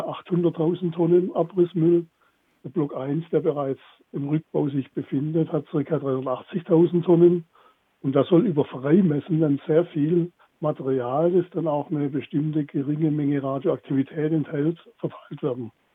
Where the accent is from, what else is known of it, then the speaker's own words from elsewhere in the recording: Baden-Württemberg, Germany; bei uns in Baden-Württemberg